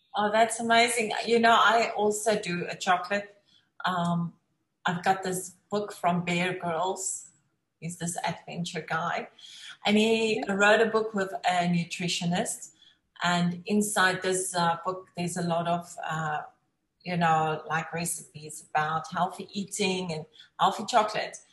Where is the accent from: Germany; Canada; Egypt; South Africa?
South Africa; accent: South African; moved away; I'm also from South Africa. We get the accents